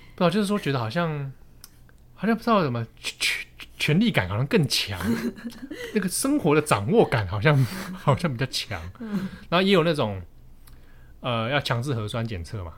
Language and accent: Chinese; Taiwan; accent: Taiwanese; 我来自台湾